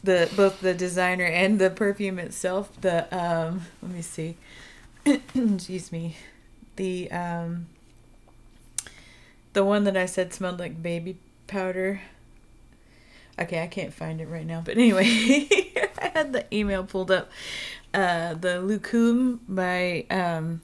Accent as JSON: {"language": "English", "region": "Texas", "country": "United States", "said": "I'm from Texas"}